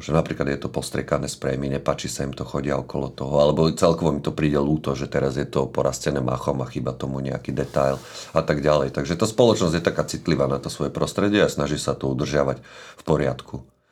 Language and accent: Slovak; Bratislava, Bratislava Region, Slovakia; narodil som sa v Devine, pri Bratislave.